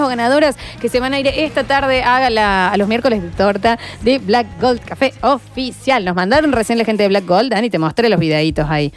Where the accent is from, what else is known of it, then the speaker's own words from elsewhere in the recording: Argentina; representante argentina